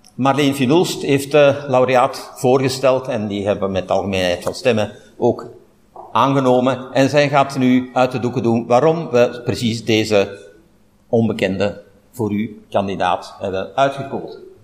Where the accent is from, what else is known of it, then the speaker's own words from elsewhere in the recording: Flanders, Belgium; hier bij ons in Vlaanderen